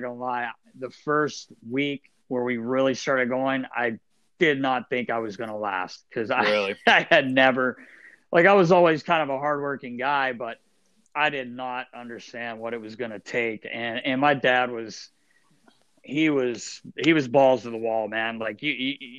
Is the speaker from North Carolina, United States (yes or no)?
yes; North Carolina, United States; moved away; I grew up in North Carolina